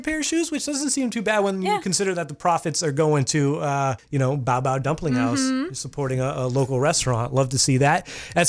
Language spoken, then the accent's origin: English; Massachusetts, United States; now in Maine, United States; I grew up in Massachusetts